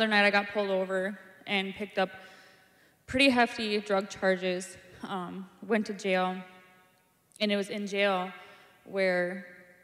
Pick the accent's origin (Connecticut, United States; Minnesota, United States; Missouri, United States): Minnesota, United States; Brainerd; I'm from Brainerd, Minnesota.